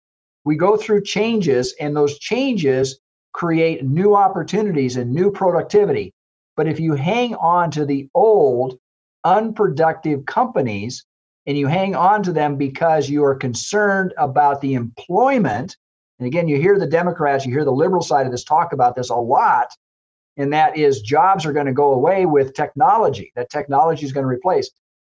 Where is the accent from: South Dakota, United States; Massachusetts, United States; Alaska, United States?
South Dakota, United States; I remember I came from the Southwest, I came from South Dakota, and railroad was one of the biggest employers.